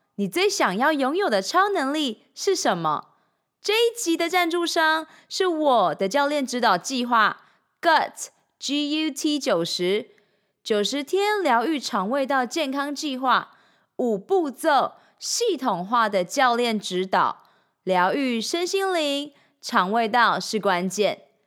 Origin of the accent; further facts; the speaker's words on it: Changhua County, Taiwan; moved away as an adult; also born or lived in Shanghai; now in Taipei, Taiwan; 三年前，我从上海搬回台湾 从彰化老家上台北拼人生